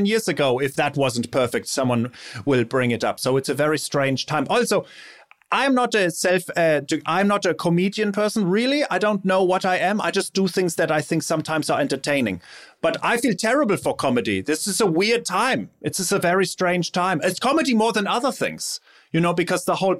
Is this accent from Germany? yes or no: yes; Germany; English is a second language; moved away as an adult; now in Los Angeles, United States